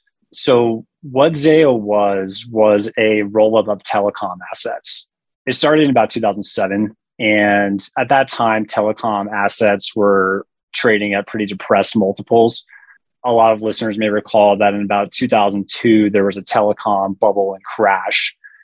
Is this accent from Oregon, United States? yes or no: no; Front Range of Colorado, United States; also born or lived in Denver, Colorado; I'm from Colorado, grew up in the Front Range of Colorado